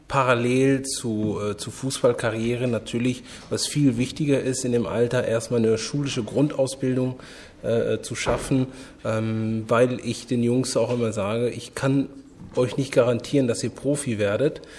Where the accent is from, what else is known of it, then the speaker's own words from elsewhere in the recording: Bonn, North Rhine-Westphalia, Germany; Ich, meine, ich bin äh, in Bonn groß geworden. Mein erster Verein, nur um es kurz zu erwähnen, war der marokkanische Sportverein Bonn.